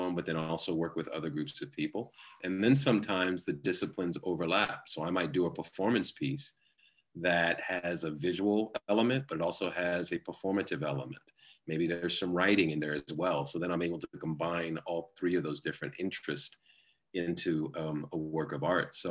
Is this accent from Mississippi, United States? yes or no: no; New York, United States; also born or lived in Los Angeles; I was born in Los Angeles, but I was raised a large part of my early years in New York, in the New York area